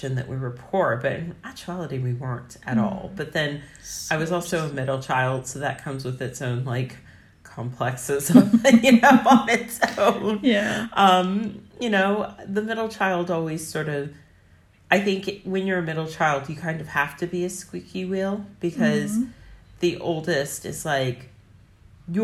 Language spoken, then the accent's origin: English; Northern Virginia, United States; I grew up in Northern Virginia in a very affluent area.